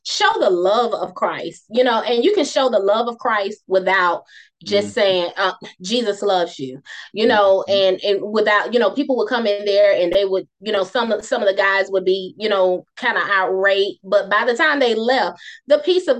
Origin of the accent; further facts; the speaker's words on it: Moss Point, Mississippi, United States; also born or lived in Bassfield, Mississippi; I'm from Bassfield, which is even smaller than Moss Point, but we moved when I was like in the second grade